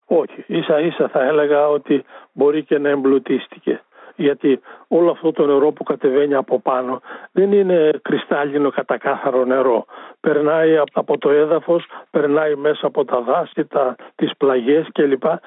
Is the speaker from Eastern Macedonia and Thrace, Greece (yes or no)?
yes; a village near Drama, Eastern Macedonia and Thrace, Greece; στο χωριό μου ήταν 400 κάτοικοι, τώρα είναι 40. Και μιλάμε για ένα χωριό που είναι προάστιο της δράμας